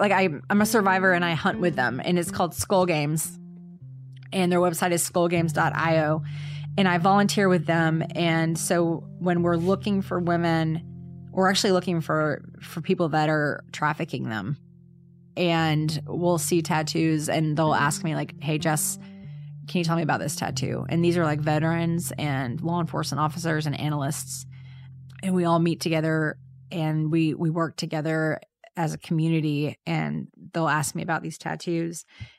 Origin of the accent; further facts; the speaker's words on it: the South, United States; I know it's such a Southern term, but you know, I'm from the South, so.